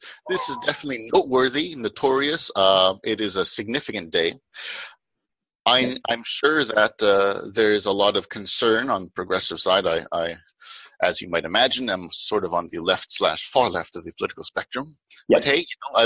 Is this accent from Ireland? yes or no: no; Canada